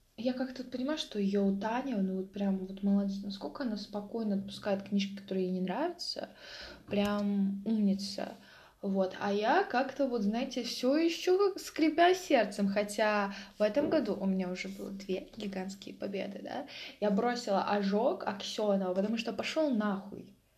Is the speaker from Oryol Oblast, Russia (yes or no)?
yes; Mtsensk, Oryol Oblast, Russia; moved away; я родилась в Амценске. Обалдеть. Я родилась в Амценске